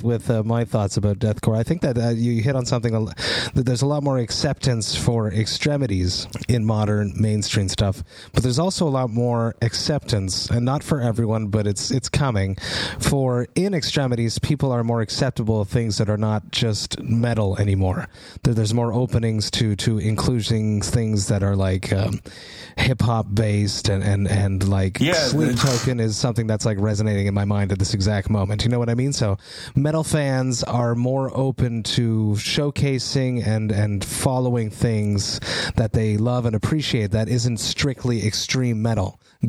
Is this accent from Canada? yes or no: yes; Montreal, Quebec, Canada; I'm from Montreal … hometown.